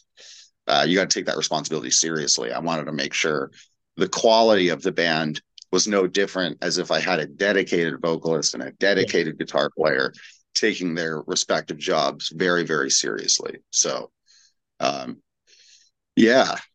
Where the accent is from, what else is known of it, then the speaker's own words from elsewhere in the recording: Portland, Oregon, United States; I grew up in Portland, Oregon, which I still live in.